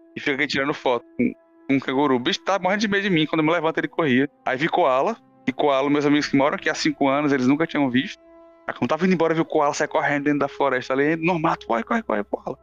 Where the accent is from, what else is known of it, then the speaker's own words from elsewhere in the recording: Brazil; moved away as an adult; now in Australia; Eu sou do Brasil